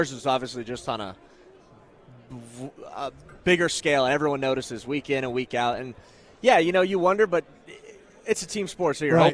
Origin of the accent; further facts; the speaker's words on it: Thousand Oaks, California, United States; I'm from Thousand Oaks